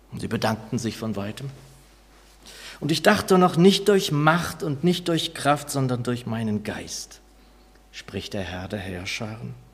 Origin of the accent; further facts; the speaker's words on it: Northern Germany, Germany; da mir das als Norddeutscher ohnehin wenig bis nichts bedeutet